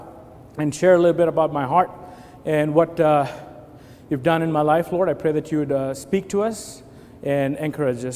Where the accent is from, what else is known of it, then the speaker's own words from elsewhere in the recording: India; moved away as an adult; I was born and raised in India. I'm an Indian national, and I, 20 years of my life, I lived in India before